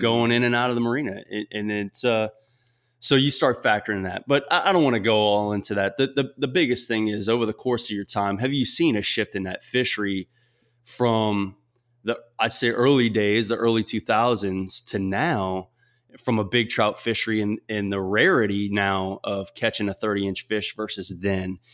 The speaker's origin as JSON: {"language": "English", "region": "South Louisiana", "country": "United States", "said": "I'm from South Louisiana, and that Louisiana education isn't necessarily the highest nationally"}